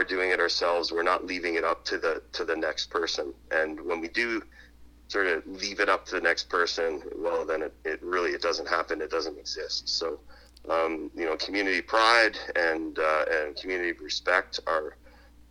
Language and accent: English; Southern Ontario, Canada; now in Almaguin Highlands, Canada; I'm from Southern Ontario